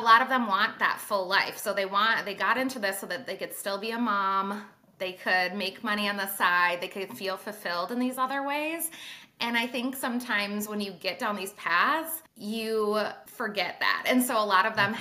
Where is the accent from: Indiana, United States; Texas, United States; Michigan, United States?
Michigan, United States; Traverse City; I started in Traverse City, Michigan, which is my hometown, northern top part of Michigan